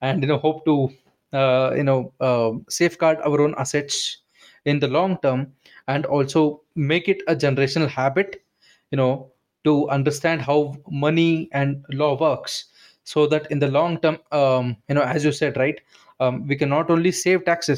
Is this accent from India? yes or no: yes; India; I'm from India. I'm in India